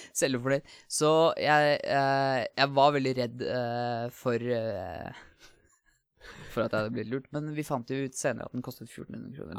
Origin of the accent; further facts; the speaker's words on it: Asker, Akershus, Norway; Jeg kommer fra Asker, uh, nærmere bestemt Hvalstad